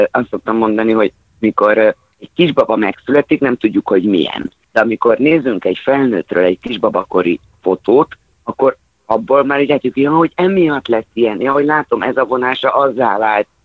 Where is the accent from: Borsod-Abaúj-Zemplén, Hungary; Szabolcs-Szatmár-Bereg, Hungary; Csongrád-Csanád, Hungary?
Csongrád-Csanád, Hungary; Szeged; Itt szegediként.